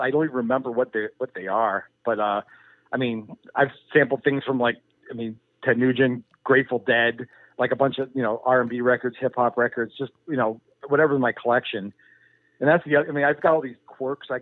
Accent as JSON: {"language": "English", "country": "United States", "tie": "born or raised there", "moved": "as an adult", "lives_now": "Cleveland, United States", "said": "I grew up about an hour and a half away"}